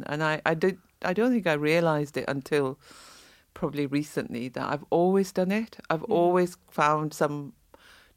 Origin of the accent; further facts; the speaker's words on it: Saudi Arabia; moved away; I was born in the Middle East, in Saudi.